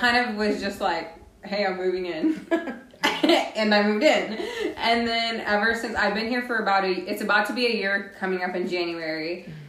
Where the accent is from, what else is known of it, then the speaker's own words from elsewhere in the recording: Corpus Christi, Texas, United States; also born or lived in Kingsville, Texas / Hebbronville, Texas; now in Austin, United States; So I'm from Corpus Christi, I would say. I've spent my middle school years, my high school years there, left to college there. All my family's there right now. So yeah, I am from Corpus Christi.